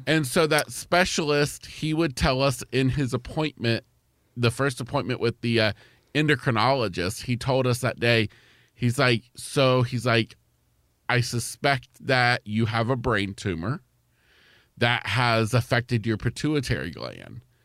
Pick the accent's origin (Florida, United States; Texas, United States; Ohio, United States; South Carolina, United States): Florida, United States; East Central; grew up in, uh, East Central Florida